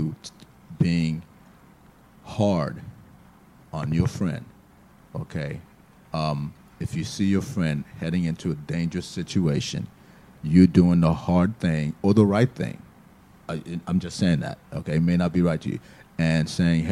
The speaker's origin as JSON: {"language": "English", "town": "Miami", "region": "Florida", "country": "United States", "moved": "as an adult", "said": "we're from Miami"}